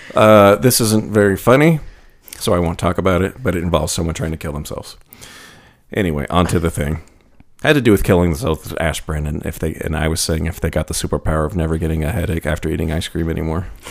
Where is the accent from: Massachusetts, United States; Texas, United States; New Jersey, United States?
Texas, United States; I'm from Texas